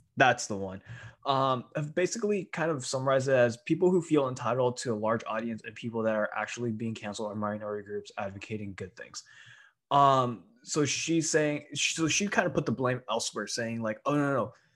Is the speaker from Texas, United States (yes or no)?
no; SoCal, California, United States; moved away as an adult; also born or lived in Taiwan; we're both immigrants from Taiwan, and we both grew up in, like, the same part of SoCal